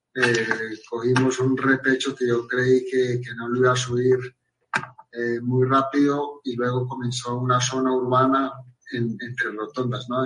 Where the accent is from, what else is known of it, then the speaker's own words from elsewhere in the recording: Colombia; somos colombianos, compatriotas